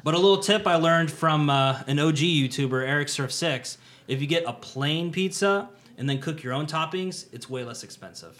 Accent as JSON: {"language": "English", "country": "United States", "moved": "as an adult", "lives_now": "Tokyo, Japan", "said": "being Mister American"}